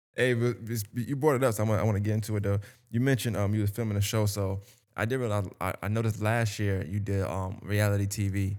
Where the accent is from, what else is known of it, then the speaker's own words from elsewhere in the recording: New York, United States; now in Augusta, United States; I'm from New York